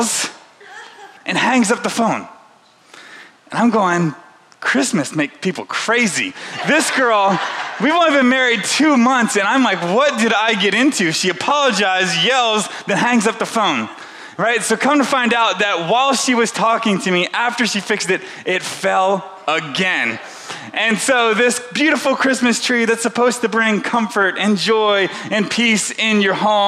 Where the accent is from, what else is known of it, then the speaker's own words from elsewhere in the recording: the South, United States; moved away; also born or lived in Central Illinois; I grew up in the South